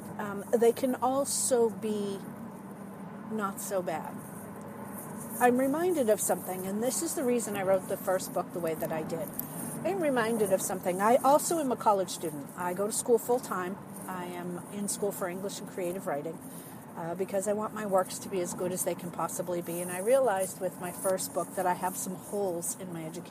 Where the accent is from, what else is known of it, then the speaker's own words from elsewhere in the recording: New England, United States; accent: New England or Boston; now in Cincinnati, United States; I am originally from New England, so that's where we get the Wicked Good from, New England terms. You may hear, especially when I get excited about things, you may hear my New England or Boston accent come out